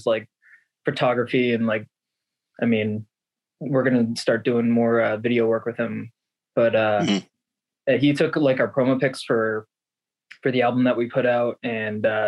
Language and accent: English; Worcester, Massachusetts, United States; born or raised there